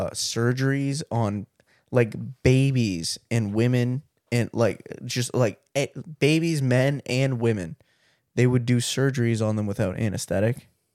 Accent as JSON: {"language": "English", "country": "Canada", "tie": "born or raised there", "said": "I was born here, dude. I'm taking full credit. I'm a Canadian, dude."}